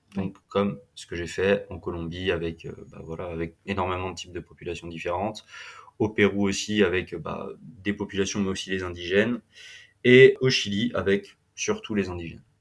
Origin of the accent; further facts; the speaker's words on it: Vendée, Pays de la Loire, France; moved away as an adult; also born or lived in Centre, France / Australia; je viens de Vendée, je viens de la côte atlantique. J'ai euh, beaucoup grandi entre, euh, entre la Vendée, le centre